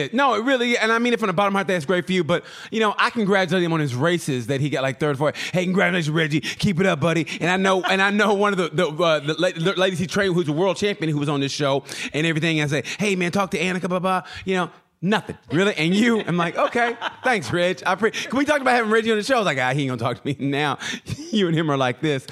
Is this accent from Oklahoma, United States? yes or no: yes; Oklahoma, United States; now in Indiana, United States; I'm originally from Oklahoma